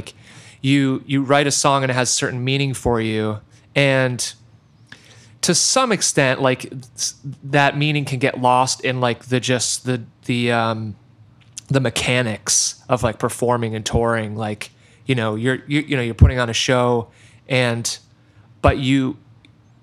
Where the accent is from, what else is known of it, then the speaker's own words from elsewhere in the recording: New Haven, Connecticut, United States; moved away as an adult; now in Athens, United States; I grew up in the New Haven area